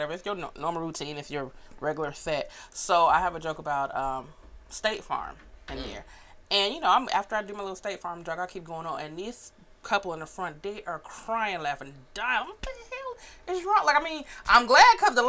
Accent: Los Angeles, California, United States; now in Atlanta, United States; I'm from Los Angeles

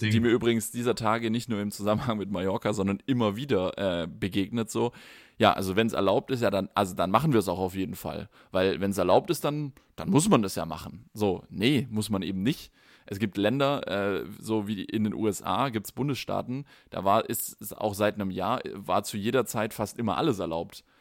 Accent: Germany; bei uns in Deutschland

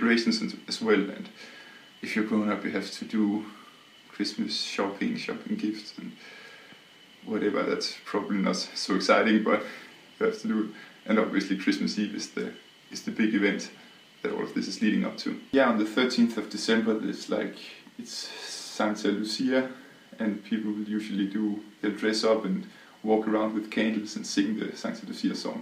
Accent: Southern Denmark, Denmark; I'm from southern Denmark.

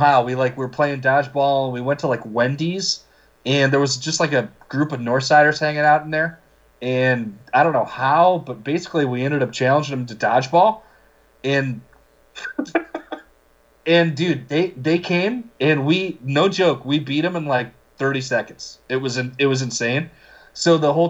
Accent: Glen Ellyn, Illinois, United States; I grew up in Glen Ellyn, Illinois

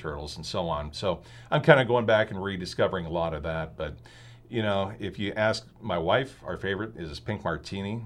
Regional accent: Philomath, Oregon, United States; moved away as an adult; also born or lived in San Diego, California / Australia / Rogue Valley, Oregon; I pretty much was born in San Diego and grew up in Paloma, Oregon, which is, uh, outside of Corvallis

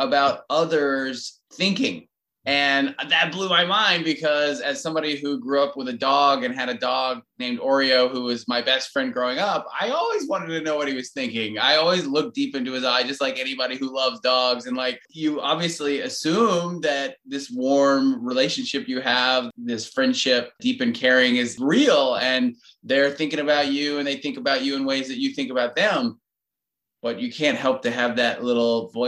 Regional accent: Atlanta, Georgia, United States; moved away as an adult; now in Durham, United States; I grew up in Atlanta

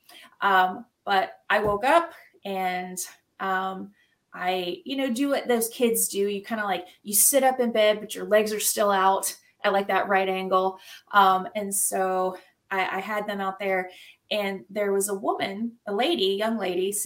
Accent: Jackson, Mississippi, United States; accent: Southern; now in Indiana, United States; I grew up in Jackson, Mississippi, or just outside of Jackson. And so I am a Southern girl by heart. and I can go right back into my accent like

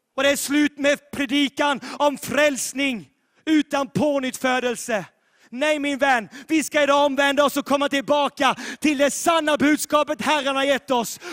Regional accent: Sweden; also born or lived in Sävsjö, Sweden; vårt land Sverige

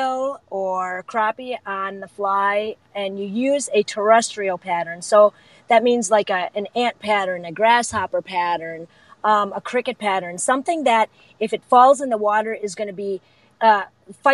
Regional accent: Wisconsin, United States; now in Chicago, United States; my hometown in Wisconsin

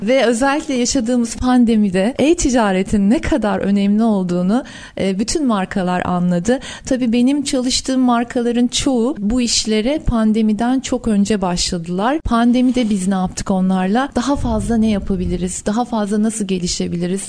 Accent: Ankara, Turkey; also born or lived in Istanbul; Doğma büyüme Ankaralıyım.

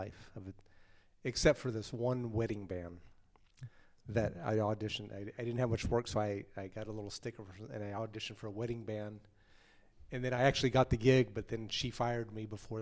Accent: Lake Jackson, Texas, United States; also born or lived in Oklahoma; I was born in Oklahoma, but I grew up in the southern part of Texas, like in the Galveston, Houston area, down on the coast, a little town called Lake Jackson.

